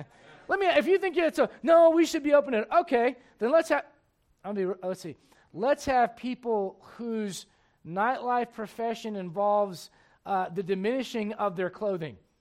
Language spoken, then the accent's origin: English; United States; I'm an American